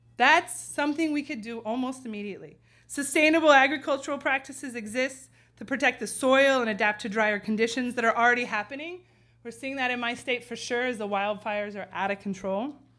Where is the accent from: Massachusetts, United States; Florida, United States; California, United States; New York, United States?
California, United States; San Francisco; now in Chicago, United States; in my hometown